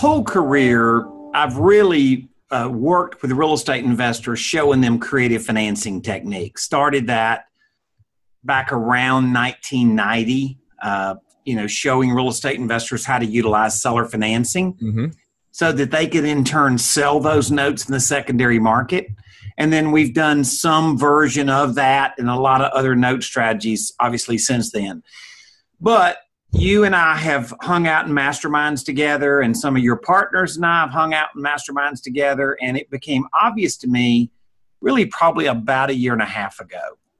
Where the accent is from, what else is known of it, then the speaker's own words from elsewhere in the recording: New York City, New York, United States; I'm from New York City, man.